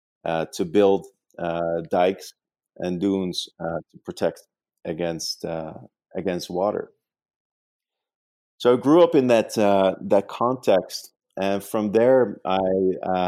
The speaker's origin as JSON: {"language": "English", "country": "Netherlands", "tie": "born or raised there", "second_language": "English", "moved": "as an adult", "lives_now": "New York, United States", "said": "I actually grew up in the Netherlands"}